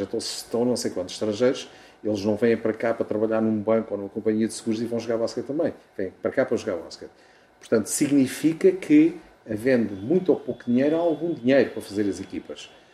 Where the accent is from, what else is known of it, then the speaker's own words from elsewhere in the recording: Portugal; moved away; eu sou português, tenho um orgulho enorme em o ser